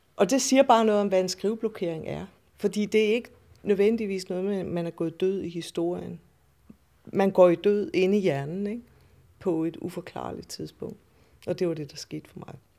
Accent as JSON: {"language": "Danish", "town": "Randers", "region": "Central Denmark Region", "country": "Denmark", "tie": "born or raised there", "also_born_or_lived": "Aalborg / Odsherred", "moved": "yes", "lives_now": "Copenhagen, Denmark", "said": "Jeg er fra Jylland, eller nærmere, jeg er født i Odshavet, og vokset op i Randers og i Aalborg"}